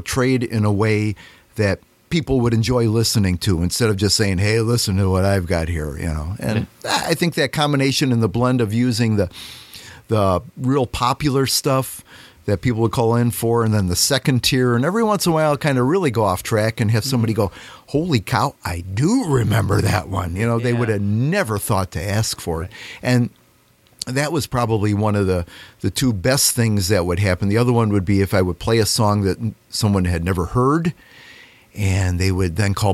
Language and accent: English; Chicago suburbs, Illinois, United States; moved away as an adult; now in Oglesby, United States; I grew up in the Chicago suburbs, northern suburbs, and I moved down here in 1980 to take over my father-in-law's business in Oglesby